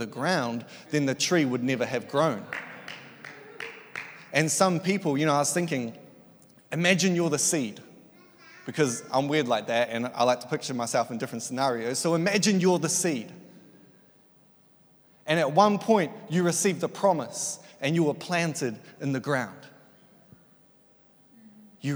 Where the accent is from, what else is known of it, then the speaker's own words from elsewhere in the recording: Tauranga, Bay of Plenty, New Zealand; I grew up in Tauranga, Elim, been there since I was one